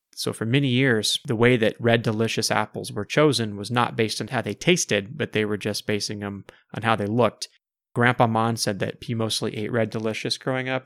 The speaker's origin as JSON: {"language": "English", "region": "Ohio", "country": "United States", "tie": "born or raised there", "said": "I grew up in Ohio, and my mom grew up in Indiana"}